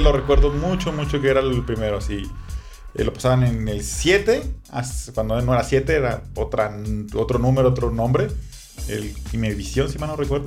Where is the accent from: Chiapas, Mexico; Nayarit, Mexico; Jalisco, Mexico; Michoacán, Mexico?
Nayarit, Mexico; Tepic; yo soy de Tepic, yo vivía en Tepic